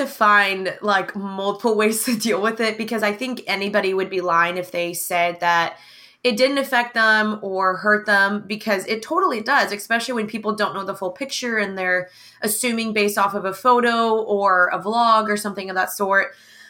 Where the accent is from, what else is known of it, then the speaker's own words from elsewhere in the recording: the South, United States; growing up in the South and growing up in America and growing up in mainly predominantly white surroundings.